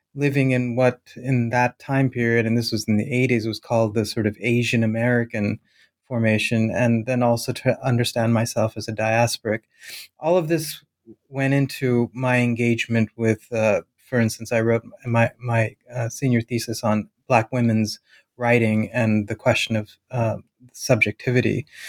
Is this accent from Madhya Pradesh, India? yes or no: yes; Bhopal, Madhya Pradesh, India; moved away; to my hometown, to the town that I was born in, Bhopal